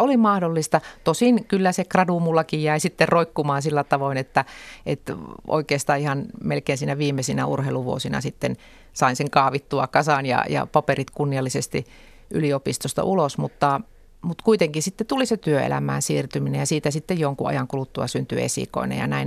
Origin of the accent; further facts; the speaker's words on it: Lapinlahti, North Savo, Finland; sitoutumattomana keskustan listoilla kotikunnassani